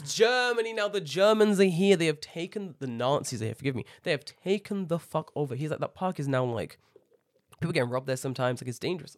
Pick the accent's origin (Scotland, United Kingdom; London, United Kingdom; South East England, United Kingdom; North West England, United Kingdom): London, United Kingdom; moved away as an adult; now in Japan; growing up in Tottenham, you grow up with, like, an edge